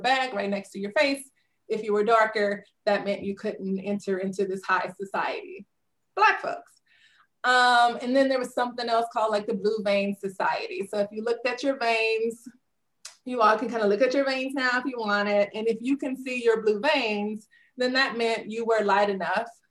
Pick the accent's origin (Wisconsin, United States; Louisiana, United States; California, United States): Louisiana, United States; Southern; So I grew up in Southern Louisiana